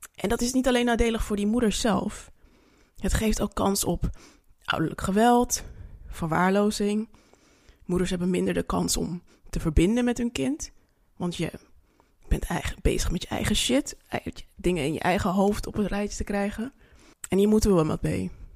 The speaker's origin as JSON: {"language": "Dutch", "country": "Suriname", "moved": "yes", "lives_now": "Netherlands", "said": "ik ben Surinaamse."}